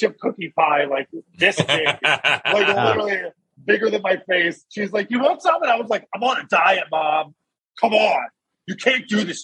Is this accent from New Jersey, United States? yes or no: yes; New Jersey, United States; moved away; I'm from New Jersey originally